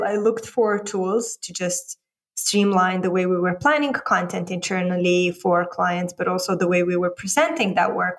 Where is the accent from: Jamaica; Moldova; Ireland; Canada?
Moldova; moved away as an adult; also born or lived in London / San Francisco; now in Romania; I grew up in a geography that most people haven't heard about, Republic of Moldova